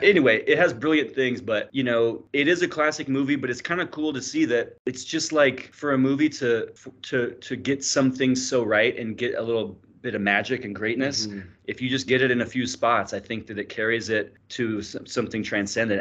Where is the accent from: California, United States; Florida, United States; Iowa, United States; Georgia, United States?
California, United States; Bakersfield; I'm from Bakersfield